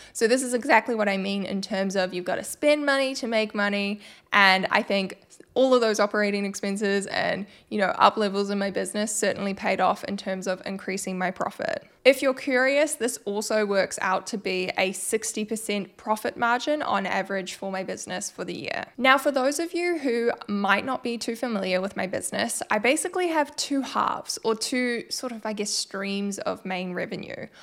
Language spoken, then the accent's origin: English; New Zealand; I am from New Zealand.